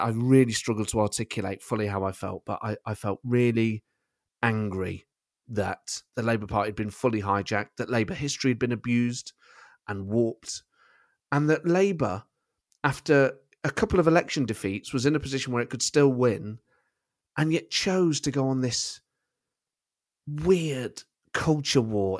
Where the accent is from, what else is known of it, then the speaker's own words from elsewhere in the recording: Nottingham, East Midlands, United Kingdom; I support Nottingham Forest because I'm from Nottingham and my family supported them